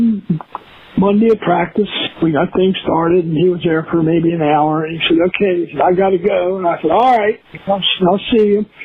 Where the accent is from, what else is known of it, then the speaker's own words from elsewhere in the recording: Philippi, West Virginia, United States; Yeah, I, I grew up in a uh, small college town, Philippi, West Virginia. Alderson Broaddus is the uh, college there. With my dad, it was a little bit of a mixed background. The family owned a coal mine, and dad worked in the mines in high school